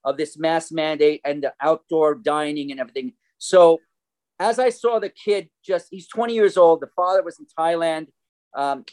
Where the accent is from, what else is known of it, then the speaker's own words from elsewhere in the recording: New Jersey, United States; moved away as an adult; I come from New Jersey. I'm a musician, actor, composer, teacher, and you can hear the accent, right? Anyway, I came out here in 1990.